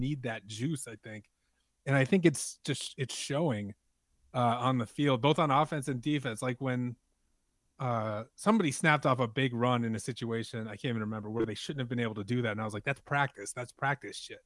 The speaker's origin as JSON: {"language": "English", "town": "New Orleans", "region": "Louisiana", "country": "United States", "said": "I'm from New Orleans, but my dad is from Chicago"}